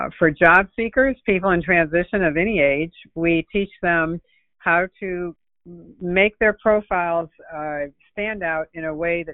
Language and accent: English; New England, United States; now in Palm Beach County, United States; I'm originally from New England, but I've been down here since 1979, so I'm almost a native